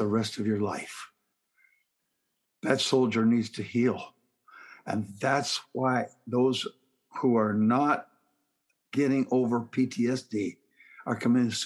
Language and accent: English; Canada; now in Southern United States; I'm a Canadian by birth, an American by the grace of God, and a Southerner by choice.